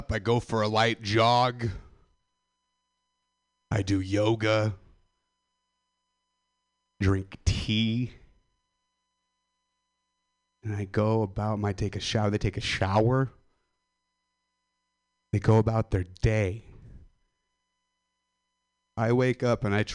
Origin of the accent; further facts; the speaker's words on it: Stockton, California, United States; I'm from the Central Valley of California, Stockton, Modesto